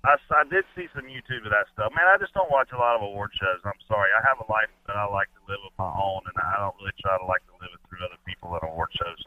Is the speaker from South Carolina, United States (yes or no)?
yes; Pageland, South Carolina, United States; I'm from Pageland, South Carolina